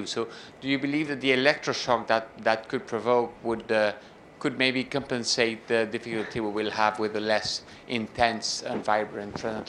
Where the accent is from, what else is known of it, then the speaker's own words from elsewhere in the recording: France; accent: French; English is a second language; now in Washington, D.C., United States; I am French, as you will have noticed from my accent